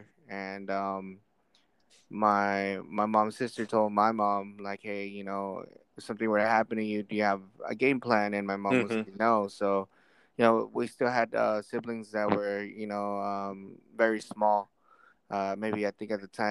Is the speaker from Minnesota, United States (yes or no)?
yes; Minneapolis, Minnesota, United States; now in Los Angeles, United States; when I moved from South Minneapolis, I left all my friends back there